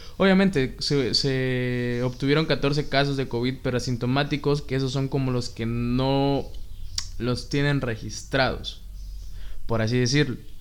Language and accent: Spanish; Mexico; Somos 126 millones de mexicanos